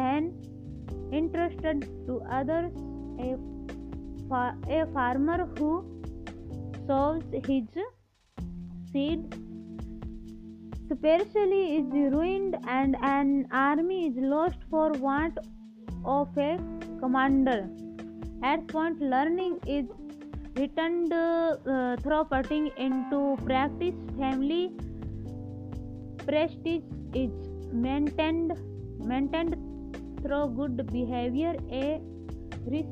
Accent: India; I am from India

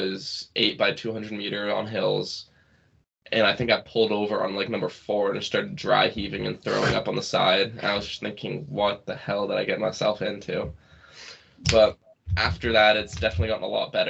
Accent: Presque Isle, Maine, United States; I was born here in the county, and I'm from Maine. I was molded by Maine

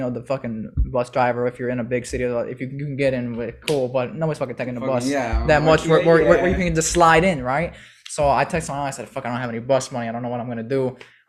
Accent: Chicago, Illinois, United States; And my mom, because we're from Chicago, if you don't have a car, you go take the bus.

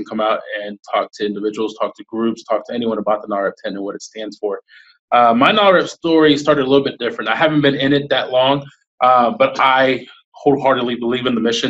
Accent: Houston, Texas, United States; I'm born and raised in Houston

